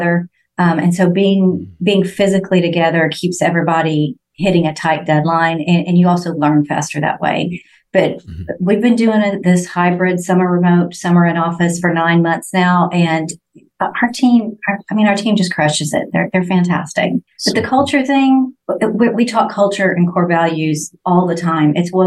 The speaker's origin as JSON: {"language": "English", "region": "Texas", "country": "United States", "said": "we're from Texas"}